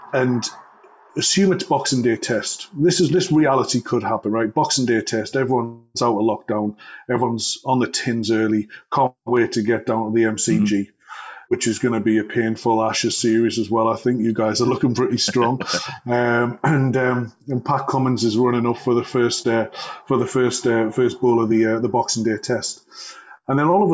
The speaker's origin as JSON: {"language": "English", "town": "Newcastle upon Tyne", "region": "North East England", "country": "United Kingdom", "said": "being a Geordie"}